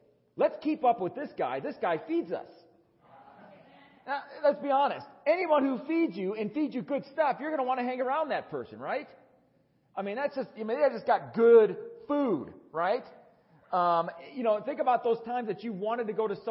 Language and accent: English; Wisconsin, United States; now in Tucson, United States; Growing up in Wisconsin